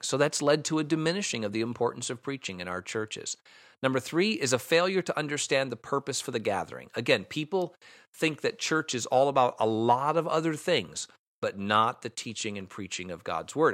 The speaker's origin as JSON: {"language": "English", "country": "United States", "said": "I'm an American."}